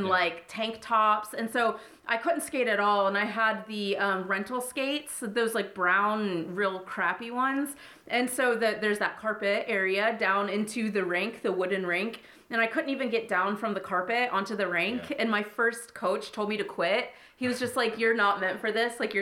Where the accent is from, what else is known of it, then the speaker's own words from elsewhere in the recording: Columbus, Ohio, United States; moved away as an adult; also born or lived in Florida; I grew up in Columbus, Ohio